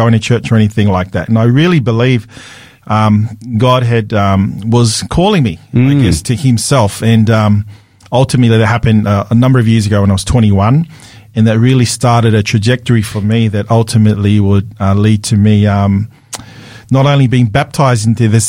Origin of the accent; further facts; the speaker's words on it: Sydney, New South Wales, Australia; accent: Australian; I grew up in Australia, so born and raised in Sydney, Australia. So I have a very strong Australian accent